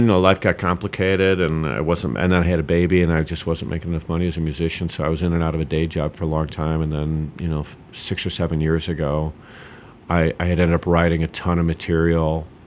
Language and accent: English; Chicago, Illinois, United States; moved away as an adult; I'm from Chicago